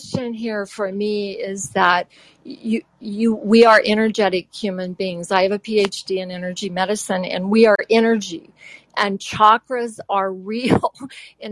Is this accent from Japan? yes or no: yes; Japan; moved away; I grew up in Japan